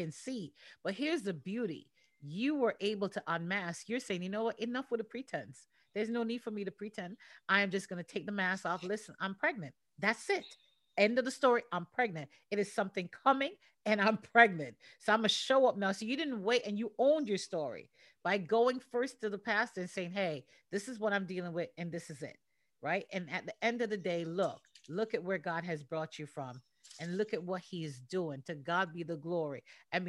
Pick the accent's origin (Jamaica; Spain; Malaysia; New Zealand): Jamaica; Portmore; all my friends that I grew up with in Portmore